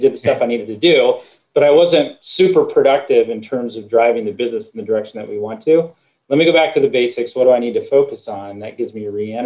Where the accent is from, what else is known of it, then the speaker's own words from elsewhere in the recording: Midwest, United States; I grew up in the Midwest, everything's meat and potatoes